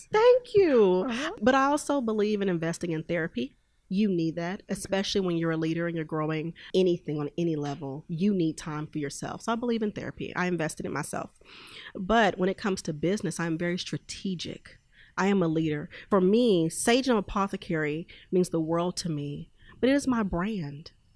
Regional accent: Houston, Texas, United States; now in Oklahoma City, United States; i'm originally from houston texas and i now reside in oklahoma city

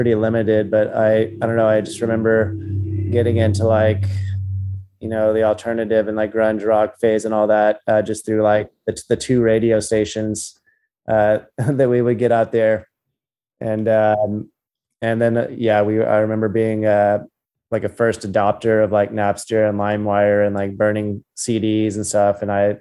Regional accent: Utopia, Texas, United States; also born or lived in San Marcos, Texas; I grew up out in Utopia and then went to Texas State University in San Marcos

